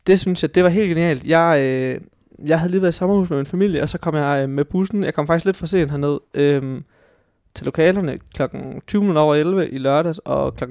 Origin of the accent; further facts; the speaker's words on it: Hobro, North Denmark Region, Denmark; moved away as an adult; now in Aarhus, Denmark; Jeg er fra øh, en, en lille gård uden for Hobro i Nordjylland